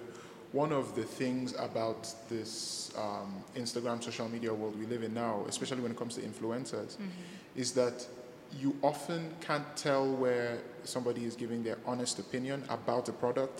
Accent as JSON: {"language": "English", "region": "Benue", "country": "Nigeria", "said": "I'm from Benue State."}